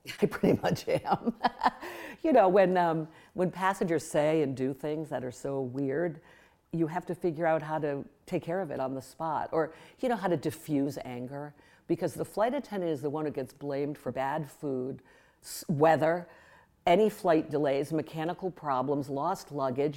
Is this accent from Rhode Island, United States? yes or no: yes; West Warwick, Rhode Island, United States; I grew up in West Warwick.